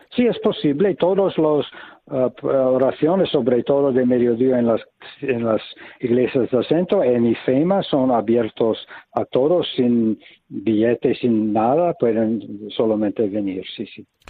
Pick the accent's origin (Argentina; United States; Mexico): United States; now in Taizé, France; Yo vengo de los Estados Unidos